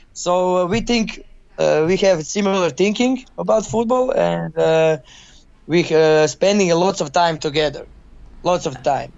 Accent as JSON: {"language": "English", "town": "Zagreb", "region": "City of Zagreb", "country": "Croatia", "second_language": "English", "said": "I'm from Zagreb, and I'm I'm here in Dinamo"}